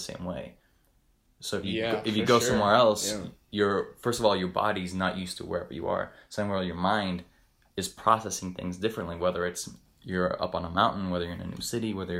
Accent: Bolivia; moved away as an adult; now in West Virginia, United States; I grew up in Bolivia

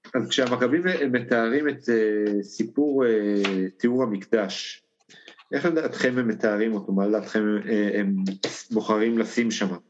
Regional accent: Israel; אני מגיע מקיבוץ אה, גש

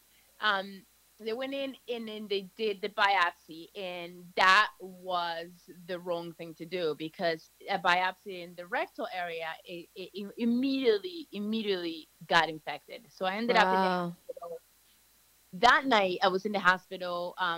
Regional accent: Chatham, New Jersey, United States; moved away; fast forward to I moved here when I was 14, and I grew up in North Jersey, in Chatham.

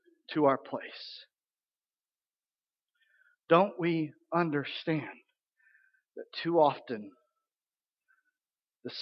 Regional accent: Missouri, United States; I grew up a lot in Missouri

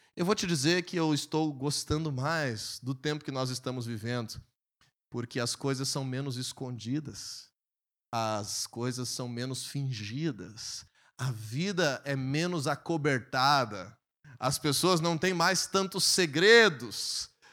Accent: Brazil; nós nascemos no Brasil

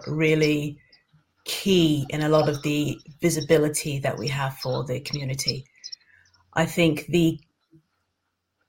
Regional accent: London, United Kingdom; moved away as an adult; now in Dundee, United Kingdom; I am a Londoner, proud, born and bred

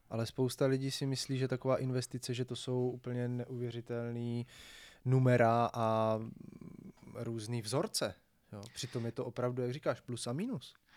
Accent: Brno, South Moravian Region, Czechia; když my jsme z Brna

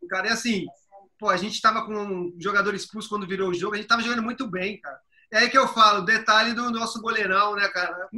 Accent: São Paulo, Brazil; Eu cresci em Itaquera, na zona leste de São Paulo

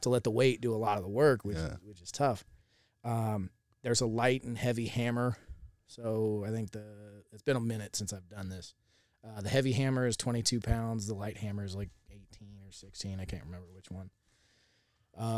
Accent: Jacksonville, Florida, United States; I'm originally from Jacksonville, Florida

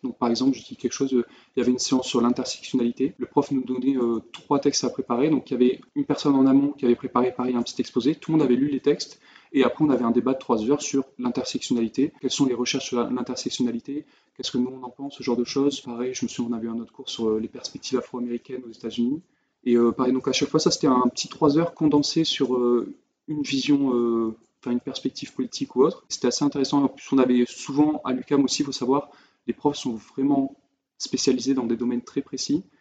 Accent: France; moved away; en tant que Français

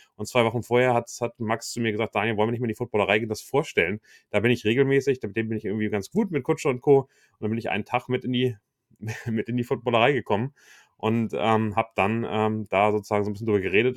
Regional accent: Hamburg, Germany; also born or lived in Wichita, Kansas; als Hamburger, der vielleicht äh, auf Fußball aufgewachsen ist

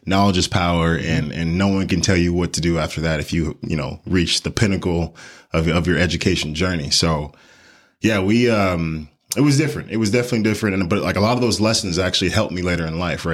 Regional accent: Houston, Texas, United States; also born or lived in Colorado Springs; born and raised in Houston, Texas

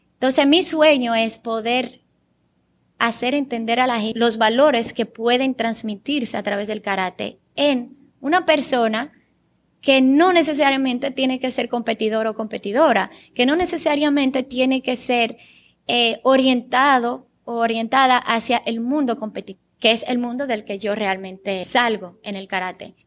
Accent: Sosúa, Puerto Plata, Dominican Republic; first language Bulgarian; Spanish is a second language; also born or lived in Bulgaria; Yo me crié en Sosúa

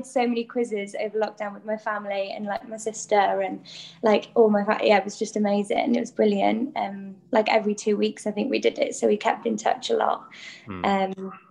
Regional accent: North Wales, United Kingdom; first language Welsh; English is a second language; moved away; also born or lived in London; I grew up in North Wales. I went to primary school and high school in North Wales, and I actually did all my schooling in Welsh because that's my first language.

